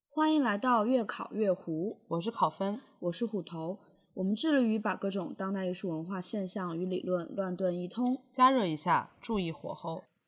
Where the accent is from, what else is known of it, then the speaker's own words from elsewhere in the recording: Wuhan, Hubei, China; moved away as an adult; also born or lived in Beijing; 就我是武汉人嘛，然后我，我从小长大的时候，我感觉很少在武汉看到这种一个像民国或者苏联时期的建筑